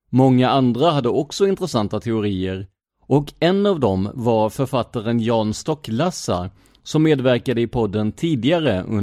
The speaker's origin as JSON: {"language": "Swedish", "region": "Blekinge", "country": "Sweden", "tie": "born or raised there", "said": "jag är ju ner från Blekinge"}